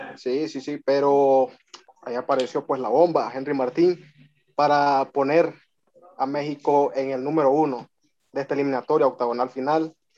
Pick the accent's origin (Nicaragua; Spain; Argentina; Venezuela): Nicaragua; aquí de, Nicaragua